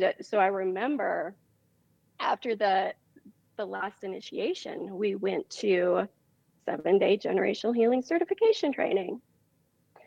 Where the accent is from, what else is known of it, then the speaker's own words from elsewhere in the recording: Montana, United States; moved away; I'm originally from Montana. So, you know, I grew up on a ranch